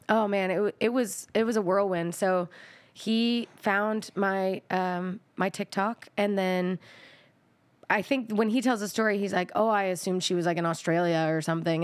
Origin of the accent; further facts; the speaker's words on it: Texas, United States; I'm from Texas.